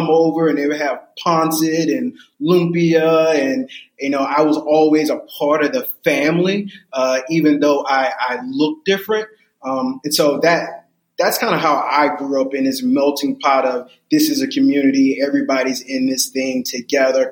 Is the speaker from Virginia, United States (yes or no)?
yes; Virginia Beach, Virginia, United States; I grew up in Virginia Beach, Virginia, a very, very diverse community.